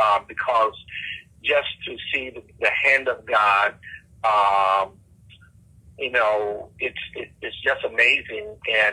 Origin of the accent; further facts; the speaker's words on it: Chesapeake, Virginia, United States; I'm from Chesapeake. I'm originally from Chesapeake. I grew up in a section of Chesapeake called Fentress. Many of you have heard of Fentress Airfield. Well, not too far from Fentress Airfield in the rural area of Chesapeake is where I grew up.